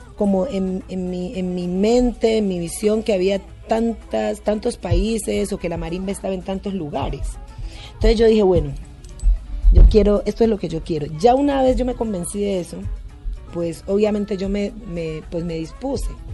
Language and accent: Spanish; Timbiquí, Cauca, Colombia; now in Cali, Colombia; yo vivo, soy de Timbiquí, pero yo vivo en Cali desde hace muchos años